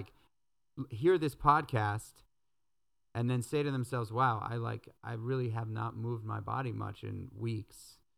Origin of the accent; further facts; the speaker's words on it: New York City, New York, United States; moved away as an adult; also born or lived in Brooklyn; I grew up in New York City. I lived in New York City my whole entire life